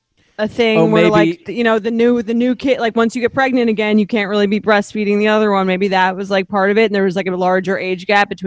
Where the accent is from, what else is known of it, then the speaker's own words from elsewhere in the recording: Long Island, New York, United States; I'm like, Mom, we're from Long Island.